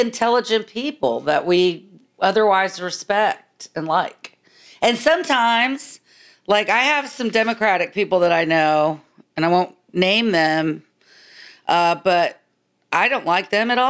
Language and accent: English; Texas, United States; also born or lived in Maryland; I've been living in Texas since I was a little kid. I was born in Maryland.